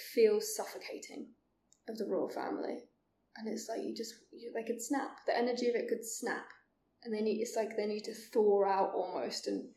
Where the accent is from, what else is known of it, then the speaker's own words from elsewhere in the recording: England, United Kingdom; Being English